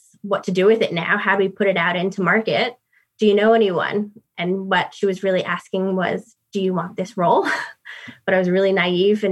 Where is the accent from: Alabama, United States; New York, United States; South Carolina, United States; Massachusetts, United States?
New York, United States; New York City; moved away as an adult; now in United Kingdom; as you can hear from my accent, I'm from New York City.